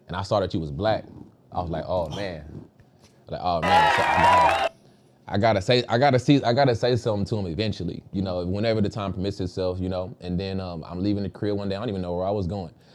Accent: Dallas, Texas, United States; moved away as an adult; also born or lived in Virginia; I'm from Dallas, Texas, originally born and raised

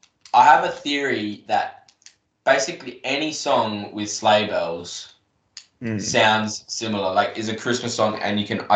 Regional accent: Australia; We are Aussie, so there's kind of quite a bit of us that make sure we need to pay our respects.

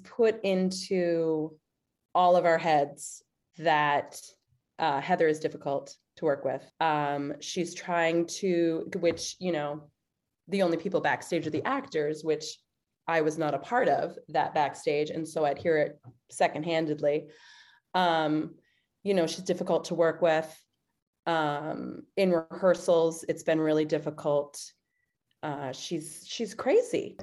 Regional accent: East Coast, United States; now in Chicago, United States; I'm from the East Coast

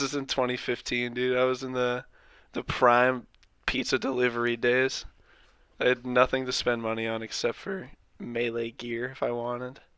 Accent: thirty miles north of Boston, Massachusetts, United States; My hometown's, like, thirty miles north

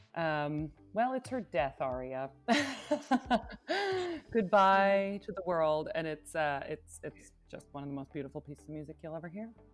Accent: Binghamton, New York, United States; now in Berlin, Germany; I am from upstate New York, the Binghamton area

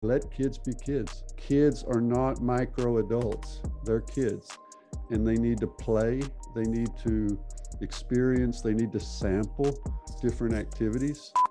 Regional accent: Texas, United States; moved away as an adult; also born or lived in California / Arkansas; now in Norway; I'm from Texas originally, born born in California, grew up in Texas and in Arkansas, so southern United States

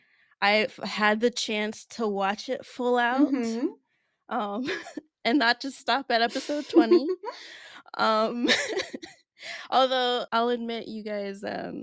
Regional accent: Nigeria; It's a Nigerian name

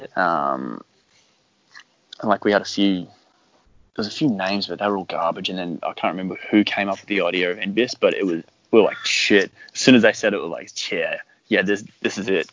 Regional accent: Brisbane, Queensland, Australia; I'm from Brizzy, so yeah, we were all from Brizzy

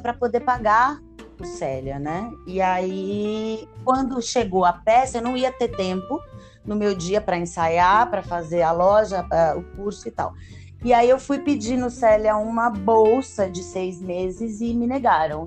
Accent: São Paulo, Brazil; moved away as an adult; also born or lived in Europe / Rio de Janeiro; Eu nasci em São Paulo, no bairro do Bexiga. Costumo dizer que sou uma paulistana da gema

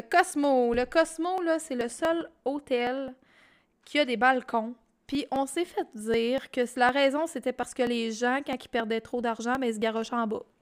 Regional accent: Quebec, Canada; quand on est Québécois

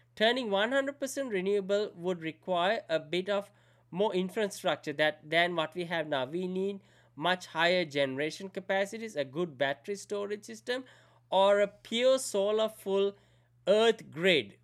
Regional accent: Sri Lanka; moved away; I grew up in Sri Lanka, so I didn't know much about the Western culture

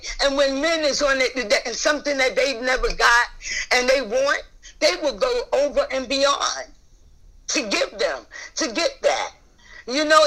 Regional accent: New York, United States; now in Atlanta, United States; I'm really from New York

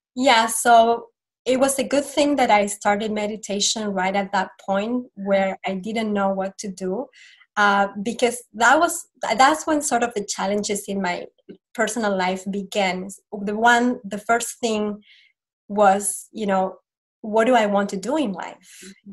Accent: Argentina; moved away; I am from Argentina originally and um, I grew up in a Catholic family

